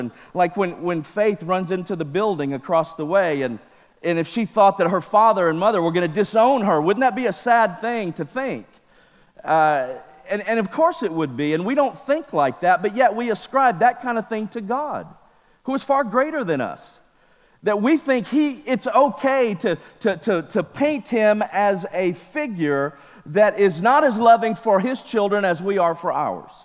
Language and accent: English; Mississippi, United States; now in California, United States; I was raised in Mississippi